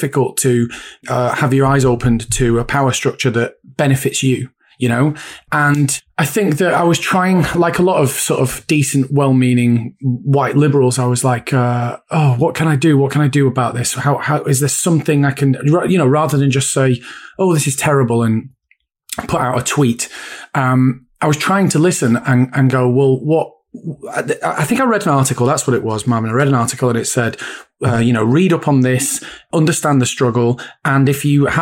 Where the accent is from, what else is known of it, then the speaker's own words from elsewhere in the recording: Bury, North West England, United Kingdom; also born or lived in Bolton; I grew up in Bury, went to school in Bolton